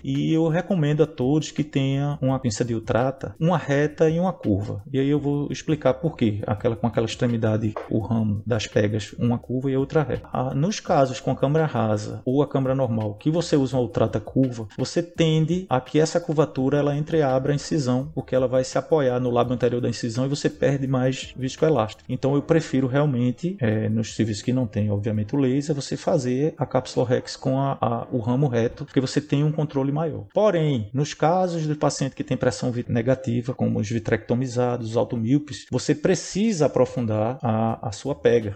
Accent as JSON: {"language": "Portuguese", "region": "Pernambuco", "country": "Brazil", "said": "eu sou do Pernambuco"}